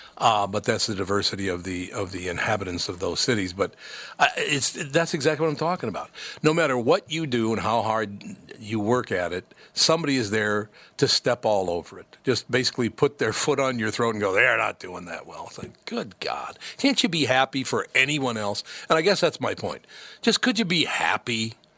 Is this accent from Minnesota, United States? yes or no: yes; Minnesota, United States; I was born and raised in Minnesota. I love Minnesota.